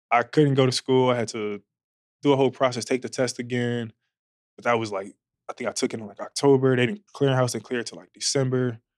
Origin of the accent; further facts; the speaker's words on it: West Coast, United States; I I'm not I'm from the West Coast.